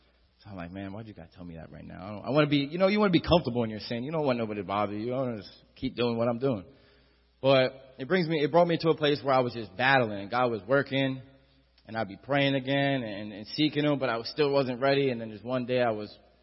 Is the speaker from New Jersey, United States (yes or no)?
yes; Atlantic City, New Jersey, United States; I'm from Atlantic City